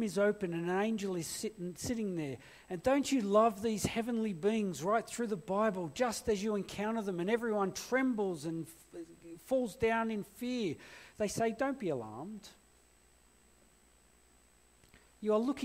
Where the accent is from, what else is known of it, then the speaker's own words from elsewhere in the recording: Blacktown, New South Wales, Australia; also born or lived in Blue Mountains; I grew up in Blacktown.